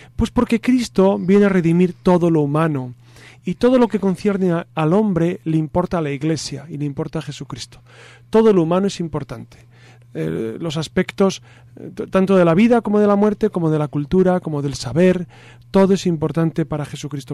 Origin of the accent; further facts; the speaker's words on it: homeland with Santo Domingo de Silos, Castile and León, Spain; en mi tierra, por supuesto, está Santo Domingo de Silos como monasterio